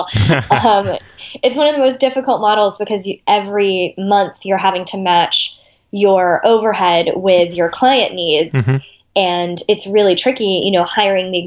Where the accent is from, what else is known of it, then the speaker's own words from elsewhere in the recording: Austin, Texas, United States; moved away; I grew up in Austin, Texas, where I live now